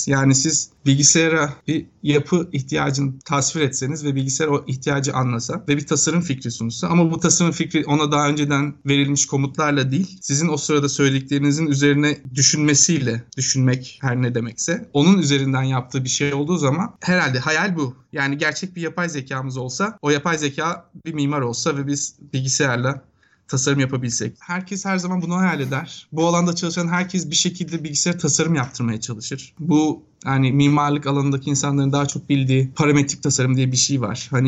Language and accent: Turkish; Bursa, Turkey; moved away as an adult; also born or lived in Istanbul; now in United States; Ben aslen Bursalıyım.